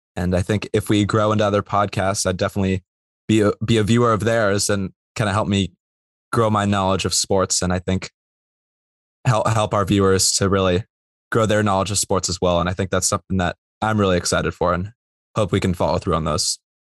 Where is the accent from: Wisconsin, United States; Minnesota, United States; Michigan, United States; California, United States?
California, United States; Bay Area; moved away as an adult; I'm from the Bay Area